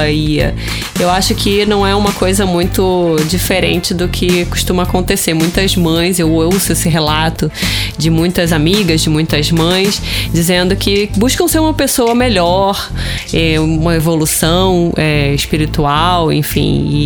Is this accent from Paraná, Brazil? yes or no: no; Rio de Janeiro, Brazil; accent: carioca; Vocês já devem ter percebido pelo meu sotaque que eu sou carioca.